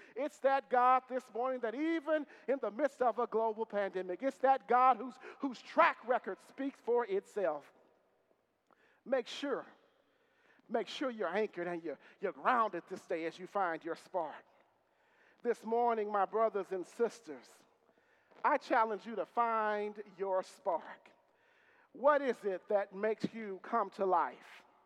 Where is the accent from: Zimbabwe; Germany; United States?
United States; Marshall, Texas; my mother is a lifelong Methodist and lifelong member of the church I grew up in in Marshall, Texas